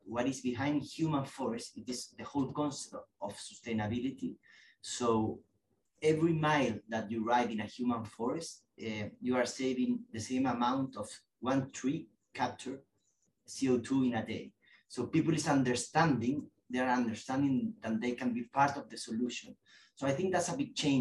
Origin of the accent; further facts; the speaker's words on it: Chile; moved away as an adult; now in London, United Kingdom; In Chile. I'm from Chile